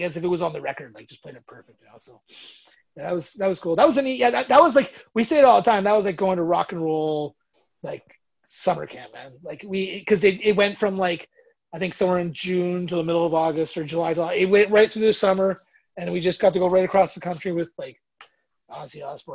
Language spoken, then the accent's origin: English; Burlington and Toronto, Ontario, Canada; we're Canadian from Burlington and Toronto